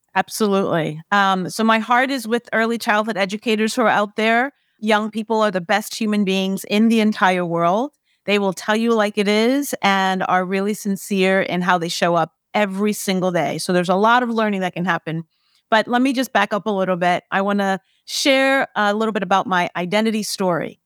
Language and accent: English; New York City, New York, United States; I grew up in El Barrio, which is Spanish Harlem in New York City in Manhattan.